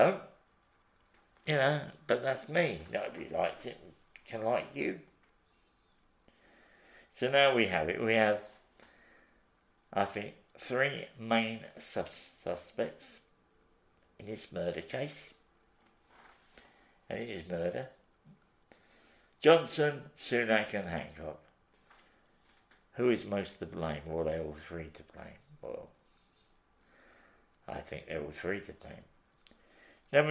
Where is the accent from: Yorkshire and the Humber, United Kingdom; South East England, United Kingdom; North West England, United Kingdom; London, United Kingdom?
London, United Kingdom; I come from the East End